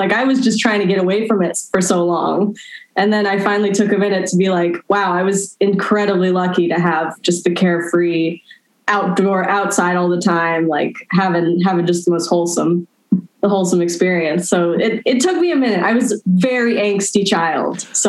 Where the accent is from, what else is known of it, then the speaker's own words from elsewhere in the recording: Los Angeles, California, United States; Well, at the time, it was just really, really far from Los Angeles.